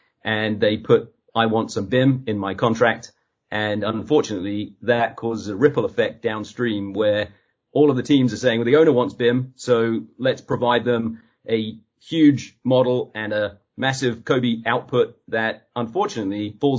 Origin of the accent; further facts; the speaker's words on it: East of England, United Kingdom; now in United States; I go back to my hometown in Suffolk in England, and they ask me where am I from, and they're mostly so convinced that I'm Australian